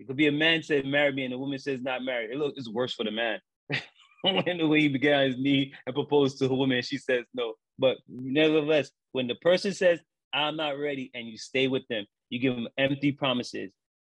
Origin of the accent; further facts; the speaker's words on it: New York City, New York, United States; I grew up in Brooklyn, Kings County Hospital, 76